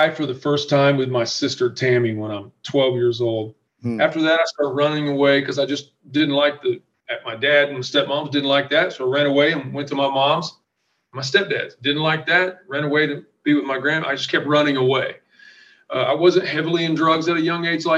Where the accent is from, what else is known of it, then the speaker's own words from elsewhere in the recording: Franklin, Indiana, United States; also born or lived in Muncie, Indiana; I'm from Franklin, Indiana